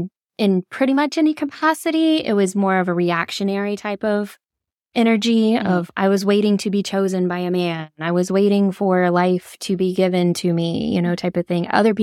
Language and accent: English; Georgia, United States; I was raised in the South, in Georgia. Very proud of that fact